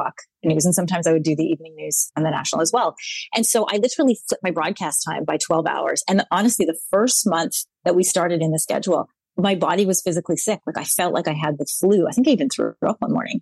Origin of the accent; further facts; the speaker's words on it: Brooks, Alberta, Canada; also born or lived in Sri Lanka / California / Saskatchewan; we were growing up in Brooks, Alberta. I was one of the only brown kids